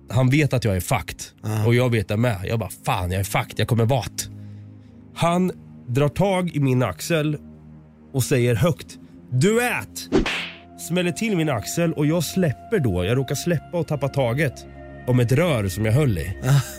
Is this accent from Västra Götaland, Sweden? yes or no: no; Östergötland, Sweden